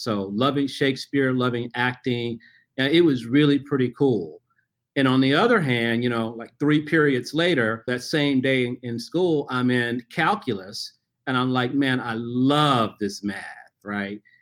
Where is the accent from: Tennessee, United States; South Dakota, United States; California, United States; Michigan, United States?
Tennessee, United States; Memphis; I grew up in Memphis, Tennessee